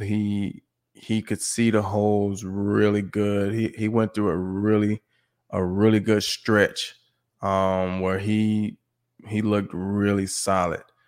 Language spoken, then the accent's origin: English; Mississippi, United States; moved away; also born or lived in Texas / New Mexico / Detroit; I grew up in Mississippi